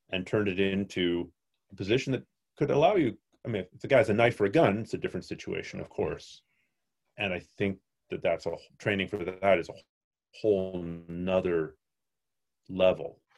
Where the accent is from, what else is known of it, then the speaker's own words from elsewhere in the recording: Canada; I'm a Canadian.